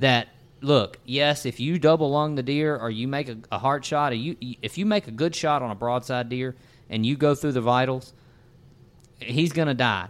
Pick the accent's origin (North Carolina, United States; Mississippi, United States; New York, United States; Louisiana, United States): Mississippi, United States; Natchez; in my little neck of the woods growing up in Natchez, Mississippi